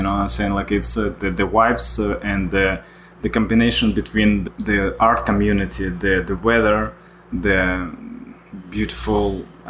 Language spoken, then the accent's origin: English; Vladivostok, Primorsky Krai, Russia; English is a second language; moved away as an adult; also born or lived in Moscow, Russia / San Diego, California; now in Miami, United States; I came to States 7 years ago. Originally, I'm from Russia, from Vladivostok city, and then I moved to Moscow. I lived there for about 5 years, and then I moved to San Diego, California. And 3 years ago, I moved to Miami.